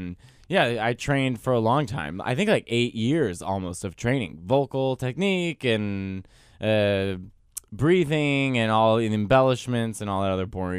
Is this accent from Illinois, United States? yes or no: yes; Chicago, Illinois, United States; born or raised there